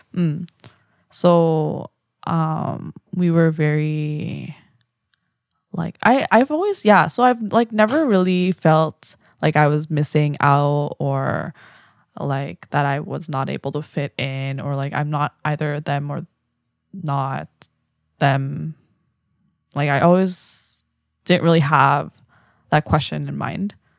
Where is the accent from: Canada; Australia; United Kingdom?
Canada; Vancouver, British Columbia; also born or lived in Korea; I'm from Vancouver.